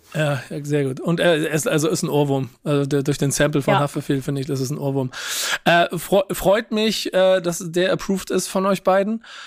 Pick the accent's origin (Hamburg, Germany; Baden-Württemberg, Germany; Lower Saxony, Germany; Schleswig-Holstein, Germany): Hamburg, Germany; als Hamburger